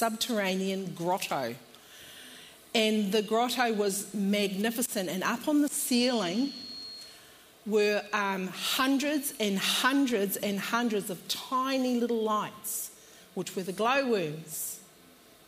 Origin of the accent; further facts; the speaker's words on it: New Zealand; moved away as an adult; now in Australia; We come from New Zealand and we moved to Australia in 2008